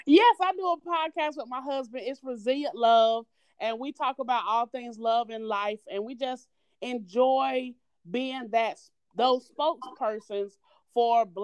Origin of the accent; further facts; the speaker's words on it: North Carolina, United States; accent: Southern twang; I am from North Carolina. You probably heard it in that Southern twang